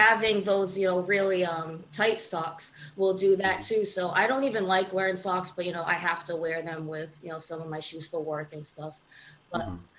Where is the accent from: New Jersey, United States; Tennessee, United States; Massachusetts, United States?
Massachusetts, United States; New Bedford; also born or lived in Arizona; Born and raised in uh, New Bedford, Massachusetts